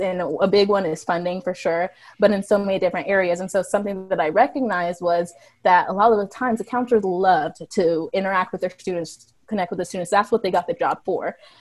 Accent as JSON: {"language": "English", "region": "Missouri", "country": "United States", "tie": "born or raised there", "said": "So we're, we're all from Missouri. We all live in Missouri our whole life"}